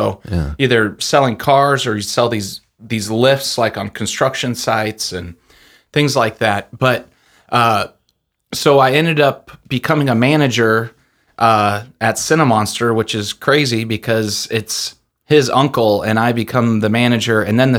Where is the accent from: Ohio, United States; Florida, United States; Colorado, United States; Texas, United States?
Colorado, United States; Littleton; also born or lived in Denver; I was born and raised in Colorado. So, I was born in Denver, and then I grew up in a suburb, Littleton, Colorado.